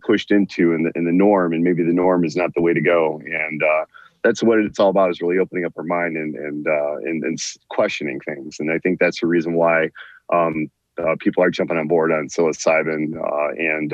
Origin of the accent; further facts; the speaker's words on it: San Diego, California, United States; moved away as an adult; now in Michigan, United States; I grew up mostly in San Diego, and I ended up moving to Michigan, after the military